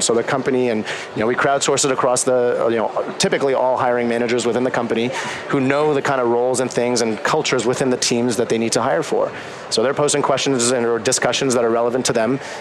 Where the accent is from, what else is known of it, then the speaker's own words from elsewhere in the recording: Canada; moved away as an adult; also born or lived in Boston; I'm Canadian